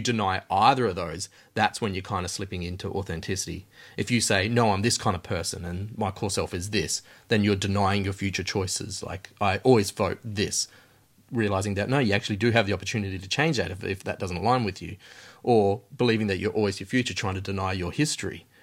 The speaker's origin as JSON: {"language": "English", "town": "Alice Springs", "region": "Northern Territory", "country": "Australia", "moved": "yes", "said": "I came from Alice Springs, the middle of Australia"}